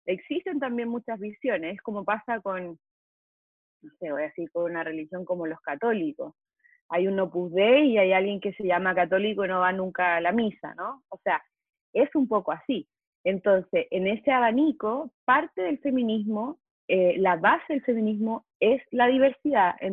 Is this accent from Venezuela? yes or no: no; Chile; moved away as an adult; now in Mexico; soy chilena, vivo en México hace seis años